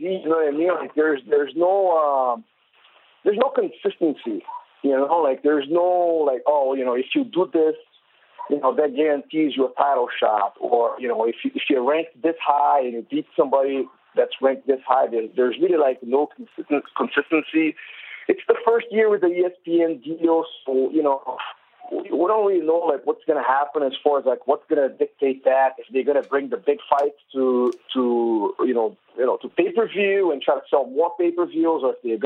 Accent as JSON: {"language": "English", "country": "Brazil", "said": "I am from Brazil"}